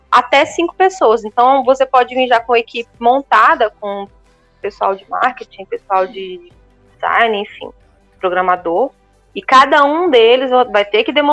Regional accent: Brazil; moved away as an adult; now in Portugal; Eu vim do Brasil com zero conhecimento sobre o que, que é ser portador de necessidade especial em Portugal.

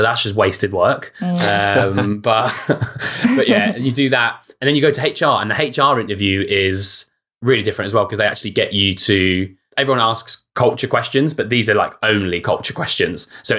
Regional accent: United Kingdom; We're not like social snarky. We're British passive aggressive.

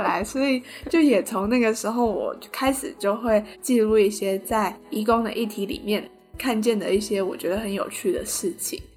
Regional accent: Tainan, Taiwan; moved away as an adult; also born or lived in Taipei; 在二零一五年的时候，我刚上台北读大学，我是台南人，上台北读书

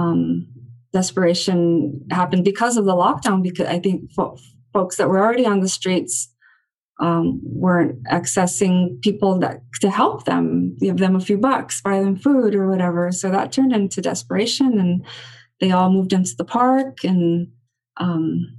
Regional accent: Los Angeles, California, United States; I'm born and raised here right outside downtown LA. So, you know, I grew up hanging out around Skid Row

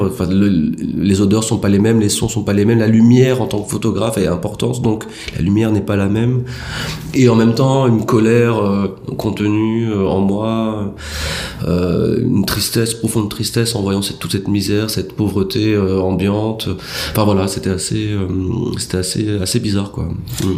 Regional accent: France; moved away as an adult; now in Madagascar; en tant que Français issus de l'immigration

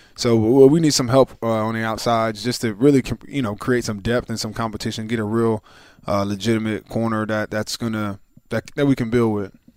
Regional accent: Philadelphia, Pennsylvania, United States; we're from Philly

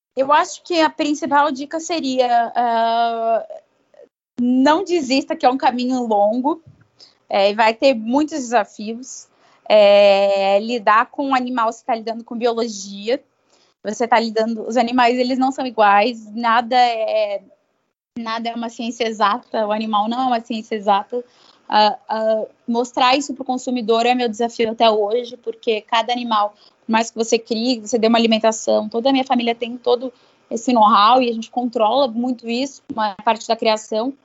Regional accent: Brazil; sou, sou brasileiro

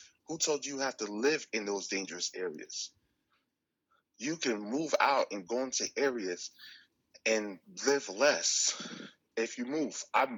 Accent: Newark, New Jersey, United States; Yes. I'm from Newark, New Jersey.

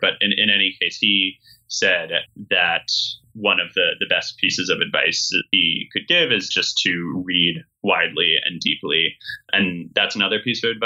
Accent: Montclair, New Jersey, United States; my town's magazine, Montclair Magazine, where I grew up in New Jersey

